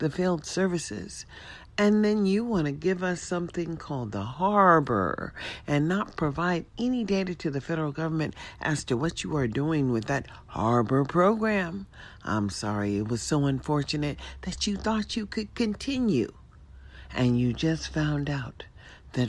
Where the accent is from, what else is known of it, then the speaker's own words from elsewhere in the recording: United States; we are all American citizens